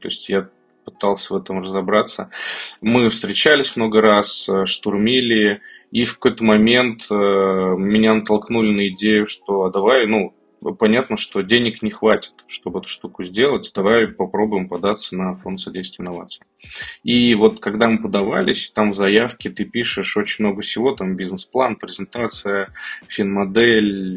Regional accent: Kazan, Tatarstan, Russia; мне 33 года, я из Казани

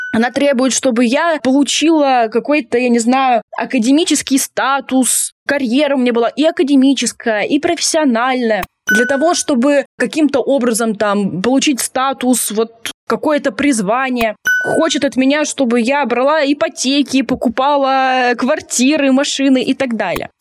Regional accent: Tomsk, Tomsk Oblast, Russia; moved away as an adult; я сама из Томска, и я переехала, мне было 22 года

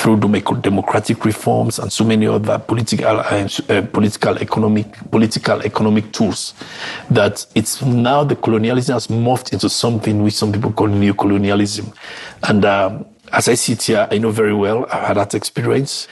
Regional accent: Sierra Leone; I come from Sierra Leone

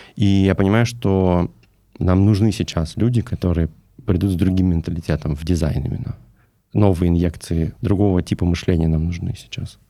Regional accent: Novosibirsk, Novosibirsk Oblast, Russia; Я сам из Новосибирска

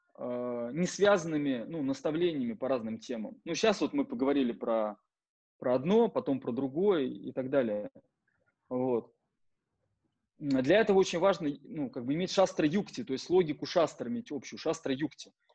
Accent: Penza, Penza Oblast, Russia; moved away as an adult; also born or lived in Moscow; в городе Пенза, в моем родном городе

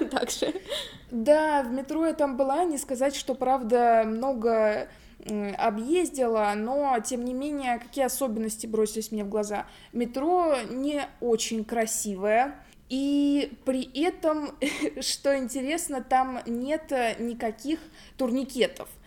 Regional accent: Moscow, Russia; Ну и мы все-таки москвичи.

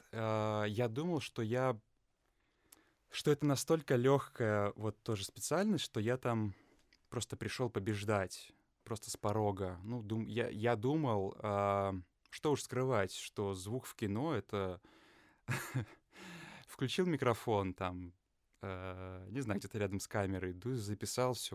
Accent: Lithuania; moved away as an adult; also born or lived in England / Russia; я родился и вырос в Литве

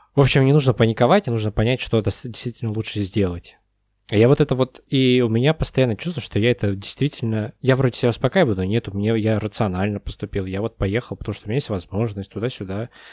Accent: Kazan, Tatarstan, Russia; also born or lived in Moscow; now in Almaty, Kazakhstan; авиастроительный район, вон там вот где-то вот мой дом

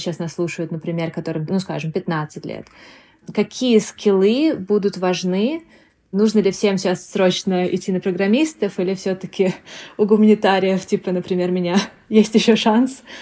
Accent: Moscow, Russia; moved away; мы также родились, выросли в Москве, а потом переехали.

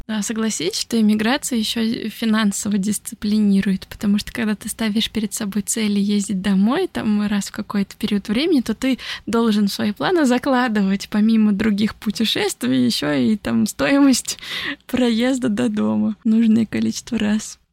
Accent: Nizhny Novgorod, Nizhny Novgorod Oblast, Russia; moved away as an adult; also born or lived in Italy / France; now in Tokyo, Japan; я приехала в Нижний Новгород

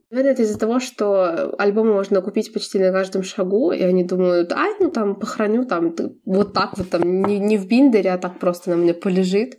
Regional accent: Belarus; я из Беларуси

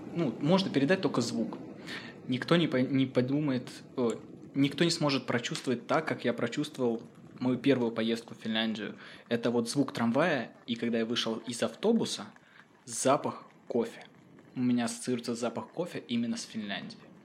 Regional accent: Saint Petersburg, Russia; moved away as an adult; now in Finland; Я родился в Петербурге

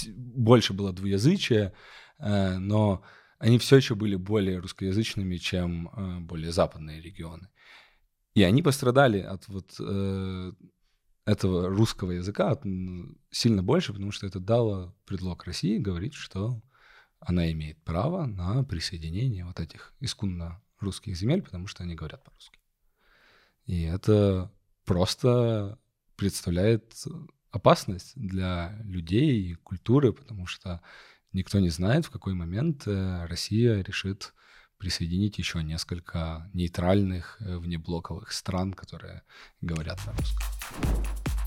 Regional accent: Kyiv, Ukraine; moved away as an adult; now in Munich, Germany; я тоже вырос э, э, в Киеве и последние 7 лет живу э, в Германии, в Мюнхене

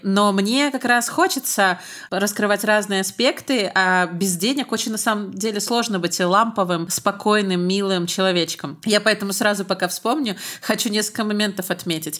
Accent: Belarus; Я из Беларуси

